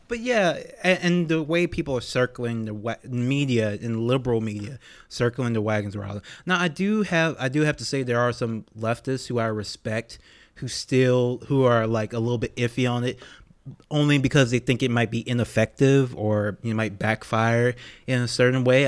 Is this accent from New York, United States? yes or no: no; Louisiana, United States; I'm from Louisiana